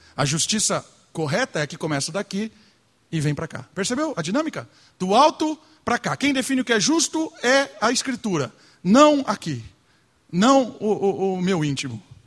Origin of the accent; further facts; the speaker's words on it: Brazil; Nós somos brasileiros